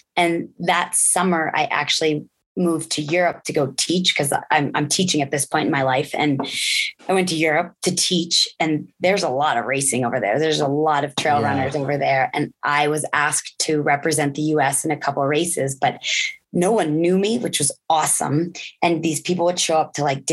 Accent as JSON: {"language": "English", "region": "Connecticut", "country": "United States", "tie": "born or raised there", "also_born_or_lived": "Germany / Colorado", "said": "I grew up in Connecticut"}